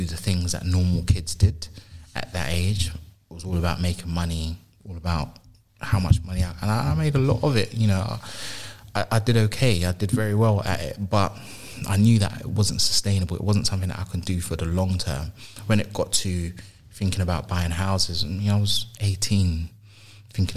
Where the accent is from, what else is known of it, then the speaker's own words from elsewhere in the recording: London, United Kingdom; So I moved from South London, from North London to South London